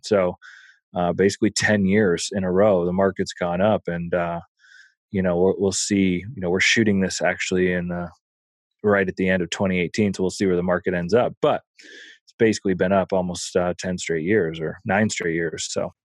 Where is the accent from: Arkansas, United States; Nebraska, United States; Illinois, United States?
Nebraska, United States; Omaha; I grew up in Omaha